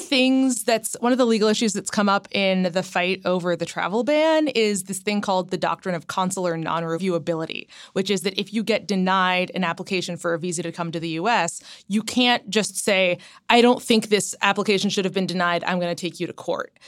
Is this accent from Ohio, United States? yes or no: yes; Ohio, United States; moved away; I grew up in Ohio, but my parents are both New Yorkers to a certain extent.